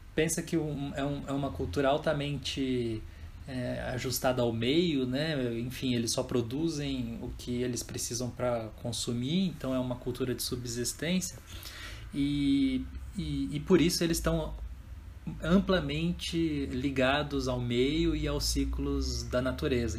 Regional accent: Jacareí, São Paulo, Brazil; eu também sou do Vale do Paraíba, né? E sou nascido em Jacareí

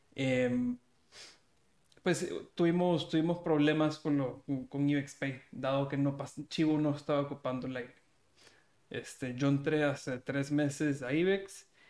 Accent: El Salvador; yo soy salvadoreño también

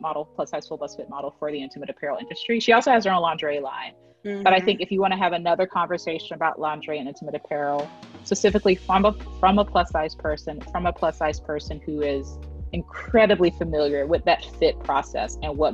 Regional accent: Southern, United States; accent: Southern; my Southern accent

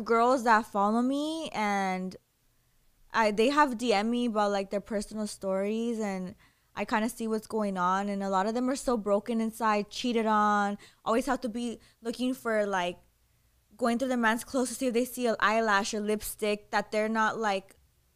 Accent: Los Angeles, California, United States; I was raised in East

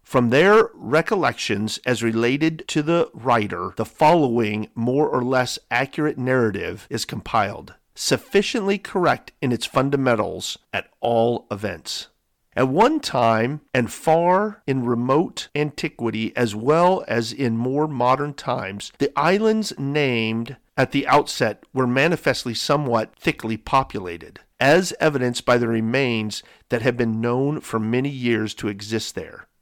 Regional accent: San Diego, California, United States; growing up in San Diego, California

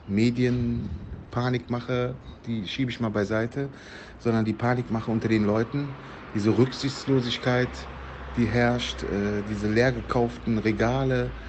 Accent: Cologne, North Rhine-Westphalia, Germany; ich bin in Südstadt jung, ne? aufgewachsen am Plotikplatz, Plotigplatz, äh, geboren äh, in der Erse Straße.

